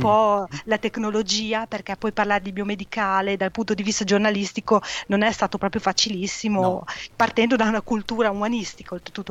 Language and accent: Italian; province of Modena, Emilia-Romagna, Italy; sono nata e cresciuta eh, in provincia di Modena, un piccolo paese